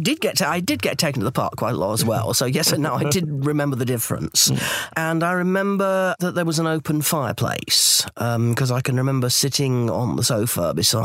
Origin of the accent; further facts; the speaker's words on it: London, United Kingdom; also born or lived in Westminster, London / Hampstead, London / Winchmore Hill, London; Well, that's where we moved to when I was three.